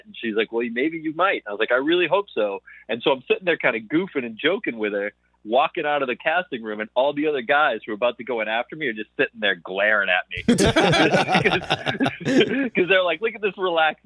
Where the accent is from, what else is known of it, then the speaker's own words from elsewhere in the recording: New Hampshire, United States; also born or lived in Stoneham, Massachusetts / Boston, Massachusetts; I was, you know, a kid up in New Hampshire. I was born in outside of Boston, Stoneham, and then I lived in New Hampshire and Boston.